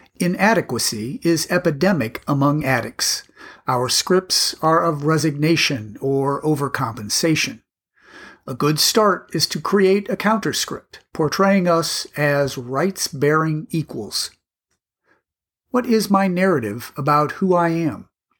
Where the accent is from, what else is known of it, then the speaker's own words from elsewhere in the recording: Australia; I am Australian.